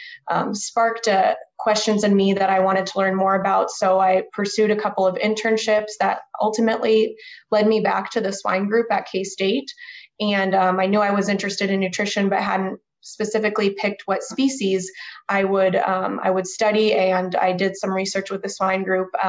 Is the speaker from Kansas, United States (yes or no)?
yes; Overland Park, Kansas, United States; I'm originally from Overland Park, Kansas, which is a suburb of Kansas City